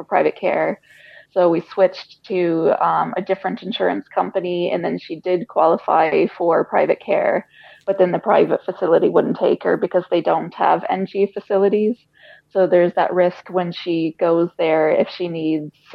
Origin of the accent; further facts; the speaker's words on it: United States; moved away as an adult; now in Ireland; we're American. We were born in America, lived in Ireland 8 years now